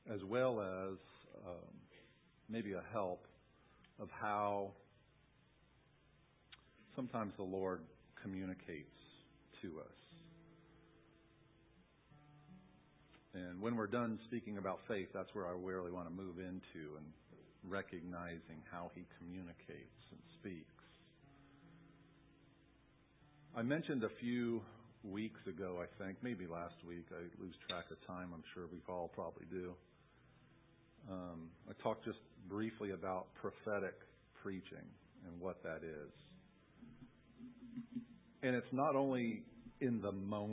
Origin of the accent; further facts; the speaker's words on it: Long Island, New York, United States; I grew up in New York on Long Island, and we lived right on the coast